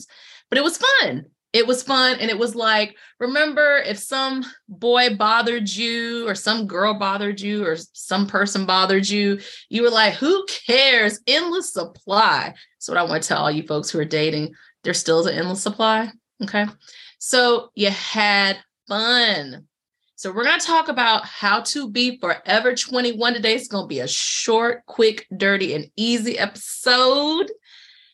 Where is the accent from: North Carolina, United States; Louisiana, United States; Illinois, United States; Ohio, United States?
North Carolina, United States; Durham; I was born in Durham, but I grew up in Durham.